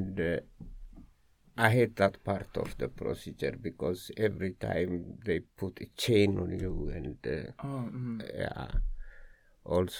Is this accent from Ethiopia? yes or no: yes; Addis Ababa, Ethiopia; moved away as an adult; now in Amsterdam, Netherlands; I raised up in the capital